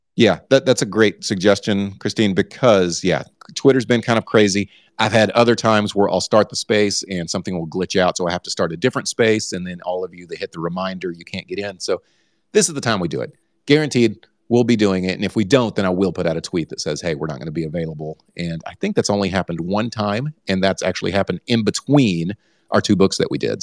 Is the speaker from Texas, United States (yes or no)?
yes; Texas, United States; now I am from Texas